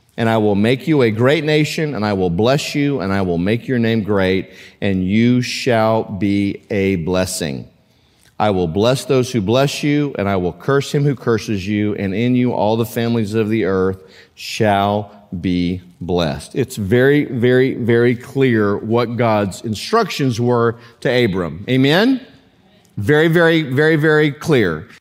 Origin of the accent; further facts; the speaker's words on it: United States; as a, as a American Christian